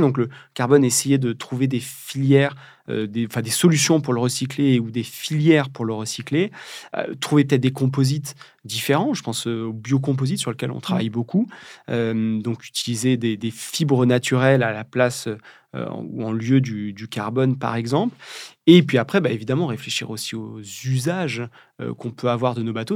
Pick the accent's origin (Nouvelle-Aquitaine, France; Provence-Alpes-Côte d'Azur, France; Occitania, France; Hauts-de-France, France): Nouvelle-Aquitaine, France; Charente; now in Brittany, France; je suis charentais d'origine. Je vis en Bretagne depuis quelques années, mais je suis charentais